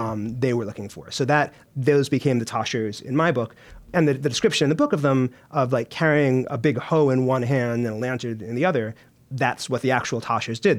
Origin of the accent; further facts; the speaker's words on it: United States; moved away as an adult; now in United Kingdom; being an American